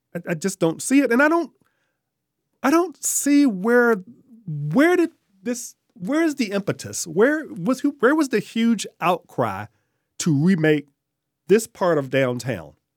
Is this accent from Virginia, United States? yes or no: yes; Richmond, Virginia, United States; also born or lived in Glen Allen, Virginia / Henrico County, Virginia; I grew up in Richmond. Um, born in the Bird Park neighborhood